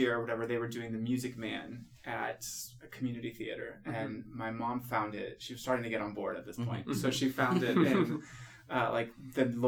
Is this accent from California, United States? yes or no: yes; Northern California, United States; moved away as an adult; also born or lived in New York; I grew up in California. Mm-hmm. I'm in Northern California